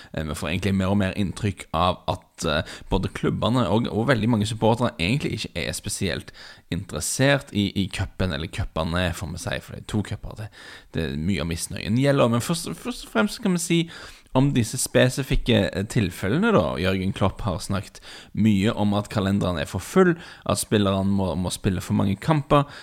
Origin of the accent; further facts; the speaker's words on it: Bryne, Rogaland, Norway; min, min, bakgrunn, for dere som ikke er klar over det, er at jeg vokste opp på Bryne.